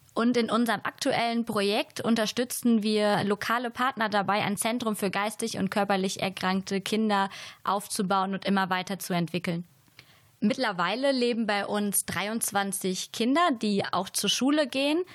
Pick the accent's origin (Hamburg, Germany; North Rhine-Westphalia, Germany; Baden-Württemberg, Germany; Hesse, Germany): North Rhine-Westphalia, Germany; Siegerland; moved away; komme ursprünglich aus Beschütten